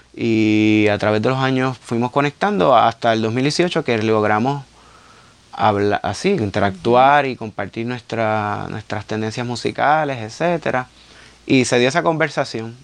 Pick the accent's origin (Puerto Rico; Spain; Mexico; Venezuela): Puerto Rico; Carolina; como yo soy del pueblo de Carolina, pues estaba bien expuesto a murales desde bien chamaquito